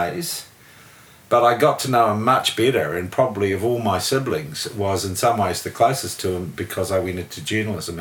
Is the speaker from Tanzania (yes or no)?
no; Porirua, Wellington, New Zealand; also born or lived in Plimmerton; I grew up in Porirua.